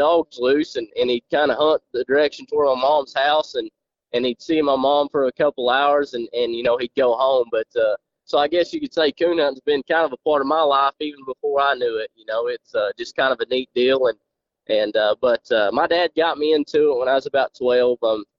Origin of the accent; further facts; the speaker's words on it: Jay, Oklahoma, United States; I'm from Oklahoma, a small town in northeastern Oklahoma called Jay. Went to school in Jay and graduated